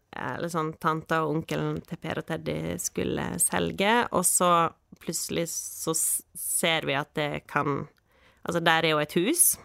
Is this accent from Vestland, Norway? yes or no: yes; Kyrkjebø, Vestland, Norway; now in Balestrand, Norway; jeg eh, er født på Kyrkjebø